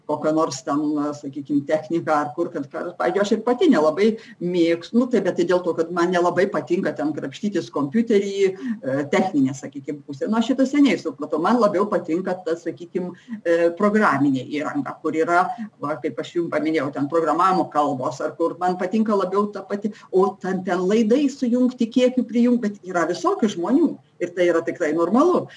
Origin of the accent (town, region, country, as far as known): Lithuania